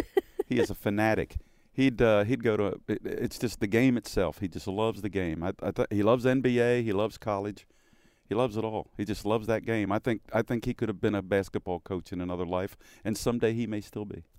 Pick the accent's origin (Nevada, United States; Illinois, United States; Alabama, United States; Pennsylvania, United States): Pennsylvania, United States; Philadelphia; moved away; when I was a kid growing up in Philly